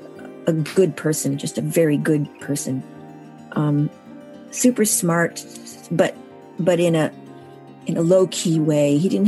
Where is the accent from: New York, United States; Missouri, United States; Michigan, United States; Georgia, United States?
New York, United States; Syracuse; now in Massachusetts, United States; I was born in Syracuse, New York, and now live in Massachusetts.